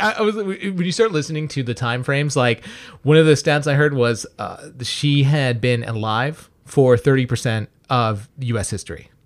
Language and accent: English; United States; as an American